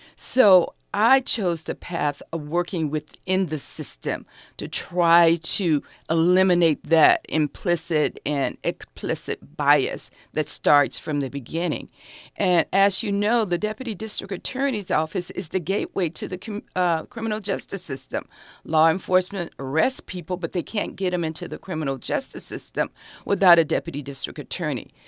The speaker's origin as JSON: {"language": "English", "town": "Los Angeles", "region": "California", "country": "United States", "tie": "born or raised there", "said": "I grew up in South Central Los Angeles. I went to Manual Arts High School."}